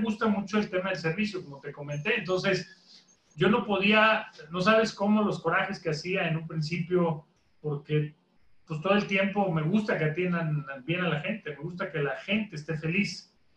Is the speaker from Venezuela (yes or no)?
no; Mexico; como mexicano